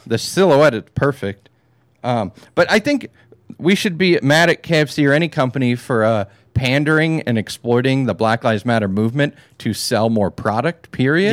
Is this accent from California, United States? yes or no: yes; California, United States; I'm a Californian